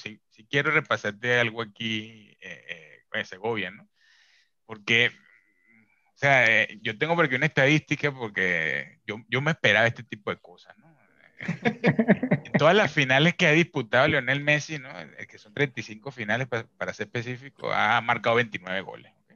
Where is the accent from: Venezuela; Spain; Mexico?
Venezuela; como venezolano